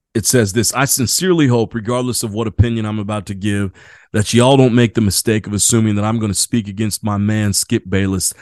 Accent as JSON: {"language": "English", "region": "Indiana", "country": "United States", "tie": "born or raised there", "moved": "yes", "lives_now": "San Diego, United States", "said": "I grew up in Indiana"}